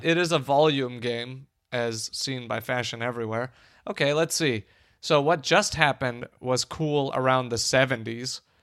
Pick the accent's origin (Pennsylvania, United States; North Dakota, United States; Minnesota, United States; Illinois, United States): Illinois, United States; Chicago; I am a Chicagoan